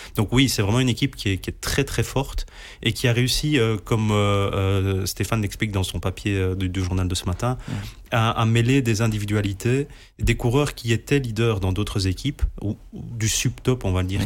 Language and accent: French; Belgium; on est belge